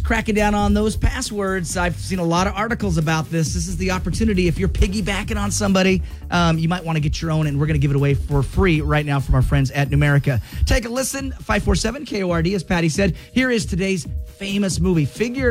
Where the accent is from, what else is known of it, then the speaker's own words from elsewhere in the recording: the Northwest, Pacific Northwest, United States; growing up in the Northwest